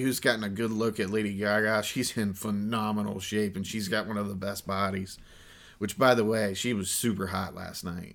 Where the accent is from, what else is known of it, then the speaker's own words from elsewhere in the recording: Columbus, Ohio, United States; we're from Columbus, Ohio